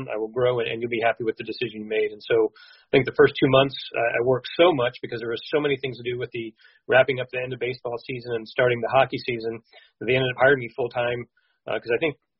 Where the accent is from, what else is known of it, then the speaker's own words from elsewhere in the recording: Las Vegas, Nevada, United States; I moved back home to Las Vegas and lived with my parents for a little bit